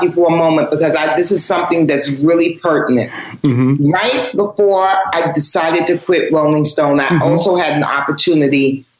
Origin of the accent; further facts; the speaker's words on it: New York City, New York, United States; I'm born and raised in New York. So hip hop is my thing.